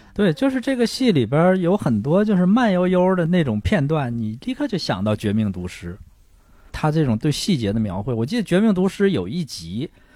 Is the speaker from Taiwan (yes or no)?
no; Shenyang, Liaoning, China; moved away; 因为我是沈阳人